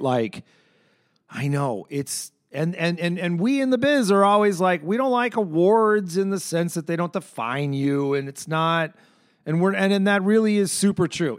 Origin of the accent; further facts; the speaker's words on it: Chicago, Illinois, United States; I'm a Chicagoan.